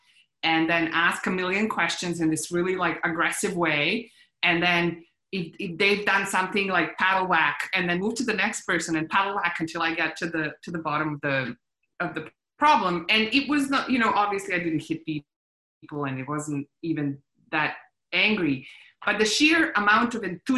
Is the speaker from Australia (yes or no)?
no; Bosnia & Herzegovina; moved away; I'm a refugee from Bosnia. I've been through war